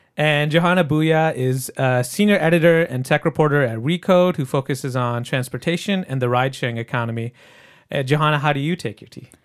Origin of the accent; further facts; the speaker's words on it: Michigan, United States; I grew up in Michigan